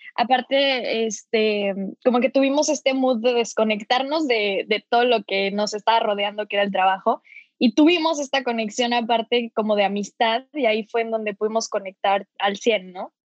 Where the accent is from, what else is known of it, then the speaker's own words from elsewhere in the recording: Cuernavaca, Morelos, Mexico; now in San Francisco, United States; los dos somos de Cuernavaca, eh, ahorita pues los dos estamos viviendo en San Francisco